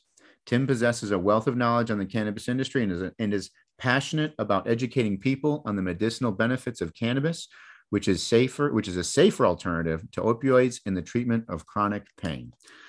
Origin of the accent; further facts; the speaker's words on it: Michigan, United States; also born or lived in Virginia; now in Florida, United States; I grew up in Michigan, and there's a lot of Native American influence of there, of course